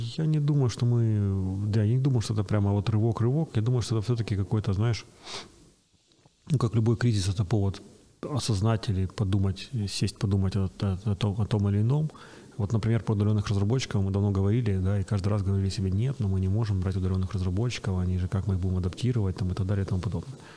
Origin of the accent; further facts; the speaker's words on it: Kyiv, Ukraine; Родился и вырос на Печерске